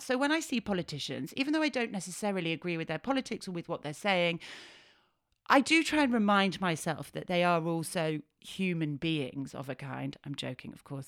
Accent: Yorkshire and the Humber, United Kingdom; I'm a Yorkshire lass

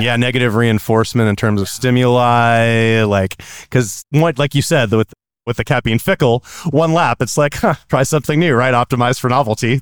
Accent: California, United States; I'm from California

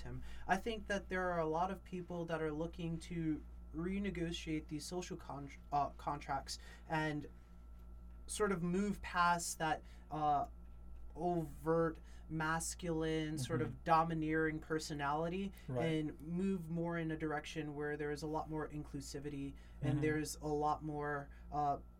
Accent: New York, United States; I come from New York

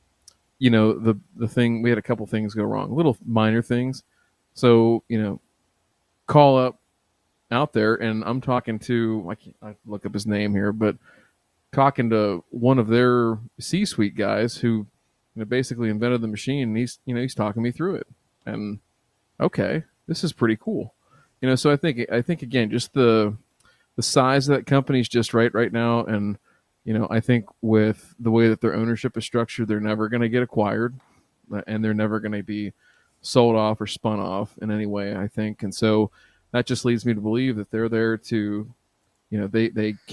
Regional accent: Canada; I'm from Canada.

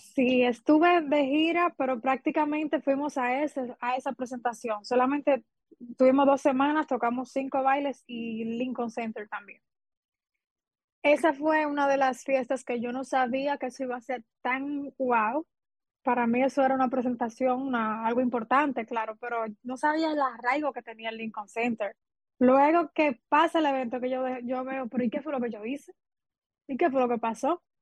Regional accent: San Ignacio de Sabaneta, Santiago Rodríguez, Dominican Republic; yo soy de Santiago Rodríguez

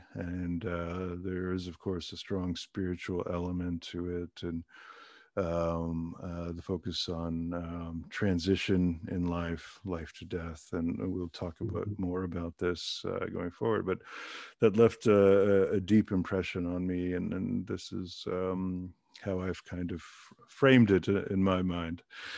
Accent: Germany; born there; because I was born in Germany, and so they are my team.

